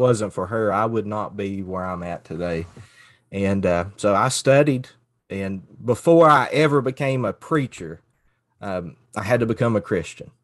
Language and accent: English; Floyd County, Kentucky, United States; moved away as an adult; also born or lived in Pikeville, Kentucky / Cincinnati, Ohio; now in Grundy, Virginia, United States; I grew up in Floyd County, Kentucky, which is the border county of Pike County, and grew up the, in the hollers of East